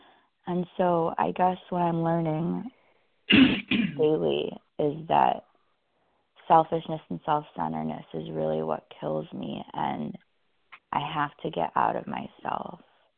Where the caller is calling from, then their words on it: California, United States; I'm calling from California this morning.